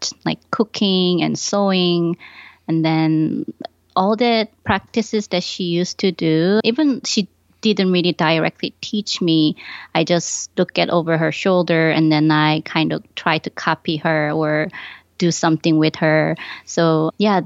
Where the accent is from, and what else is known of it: Ulsan, South Korea; born or raised there; moved away as an adult; also born or lived in Busan, South Korea / Buffalo, New York, United States; now in Rochester, United States